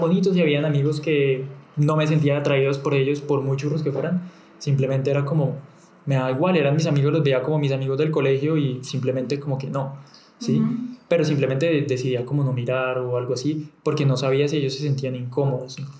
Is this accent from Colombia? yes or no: yes; Bucaramanga, Santander, Colombia; moved away; yo salí de Bucaramanga